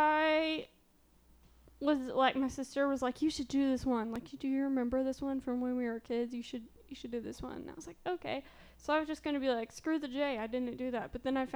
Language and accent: English; southern Illinois, United States; moved away; it happened very close to where I grew up in southern Illinois.